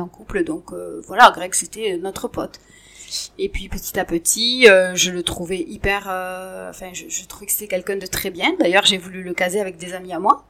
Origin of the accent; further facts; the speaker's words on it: Montauban, Occitania, France; moved away as an adult; also born or lived in Paris; now in Tarnos, France; je suis née à Montauban, il y a 43 ans de ça maintenant. je suis d'une famille de trois enfants et j'ai grandi tout simplement avec des parents ensemble